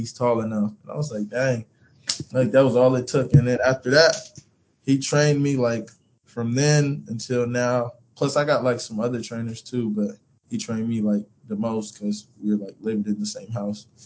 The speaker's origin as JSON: {"language": "English", "region": "California", "country": "United States", "tie": "born there", "also_born_or_lived": "Kansas", "said": "So I was born in California"}